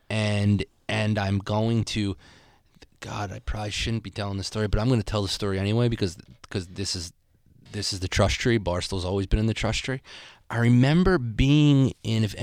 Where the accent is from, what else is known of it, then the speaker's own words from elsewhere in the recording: Philadelphia, Pennsylvania, United States; I'm from Philadelphia.